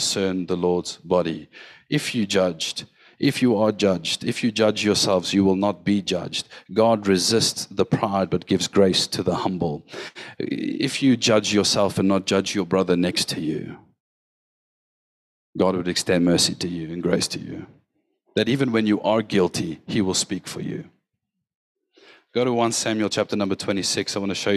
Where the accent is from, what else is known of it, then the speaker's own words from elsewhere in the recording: West Rand, Gauteng, South Africa; I grew up in the West Rand.